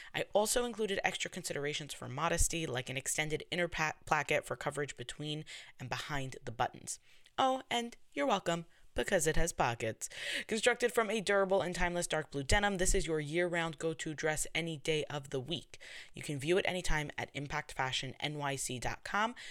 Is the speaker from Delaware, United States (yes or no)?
no; New York, United States; accent: New York; I'm from New York, so people tell me that I have a New York accent